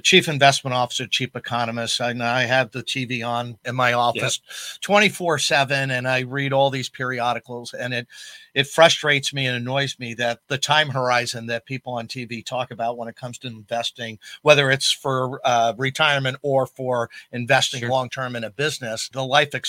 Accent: Long Island, New York, United States; also born or lived in Ithaca, New York; now in Syracuse, United States; I grew up on Long Island

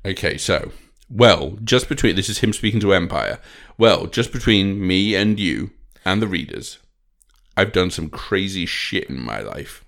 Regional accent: United Kingdom; I ain't European, I'm British

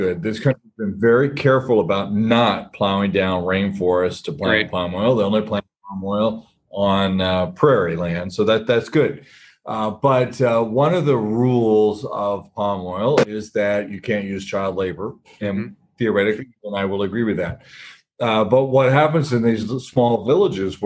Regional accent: California, United States; moved away as an adult; also born or lived in Alabama; now in Papua New Guinea; I grew up in California

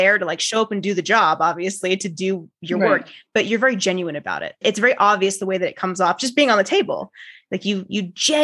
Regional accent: Bay Area, California, United States; moved away as an adult; now in Lyons, United States; I'm originally from the Bay Area and I moved out to Lyons, Colorado

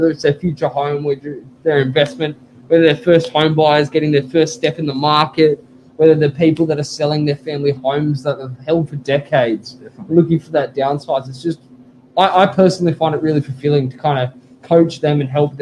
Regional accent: Sydney, New South Wales, Australia; So I grew up in Oaks Avenue in DY. I've known DY, I've known Curly, I've known Freshie kind of as my family moved through the suburbs, but all my life

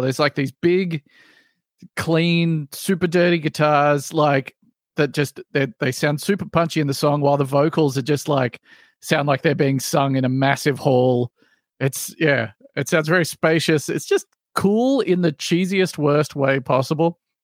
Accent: Australia; as an Australian

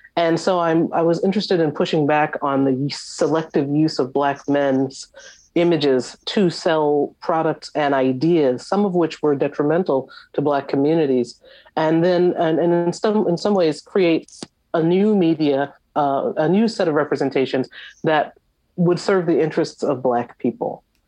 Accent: Long Island, New York, United States; I grew up in the New York area on Long Island

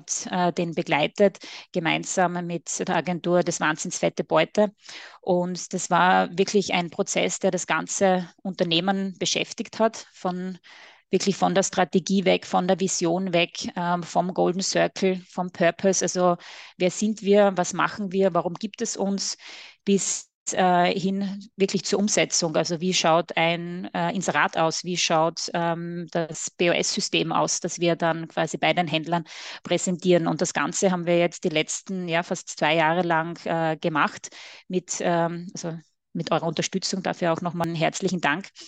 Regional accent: Styria, Austria; accent: Austrian; mit Sitz in der schönen Oststeiermark in Österreich. Man hört es natürlich auch etwas an meinem Akzent.

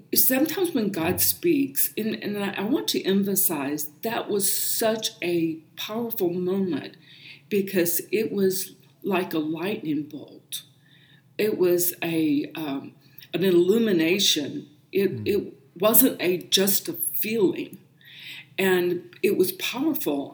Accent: South Carolina, United States; moved away; I grew up in South Carolina and attended a Pentecostal Holiness Church and grew up in the faith

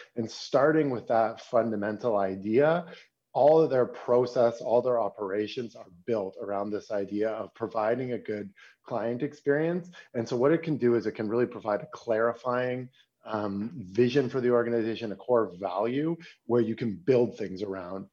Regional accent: Toronto, Ontario, Canada; now in Berlin, Germany; I'm a, I'm a Canadian. I'm from Toronto, but I live in Berlin

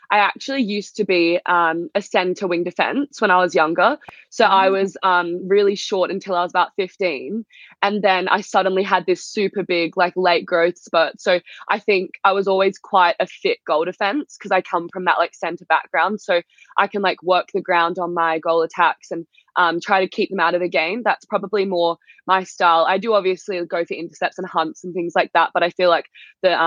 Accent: Australia; also born or lived in England; growing up in Australia, I always watched the England games.

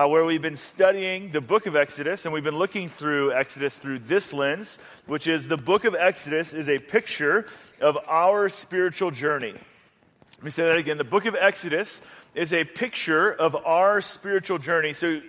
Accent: Atlanta, Georgia, United States; So I grew up in Atlanta, Georgia. That's where I lived most of my life, actually. Most of my family is still there.

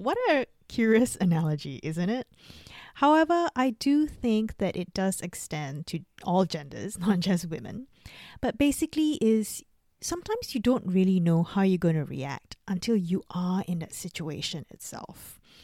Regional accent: Singapore; now in Australia; I grew up in Singapore and I live in Australia.

